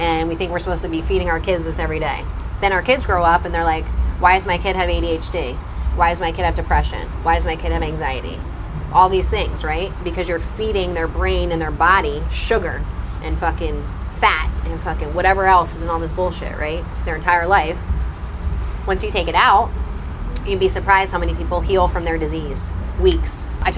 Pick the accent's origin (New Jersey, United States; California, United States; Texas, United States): New Jersey, United States; And it's been hard because I'm from Jersey and I'm a foodie.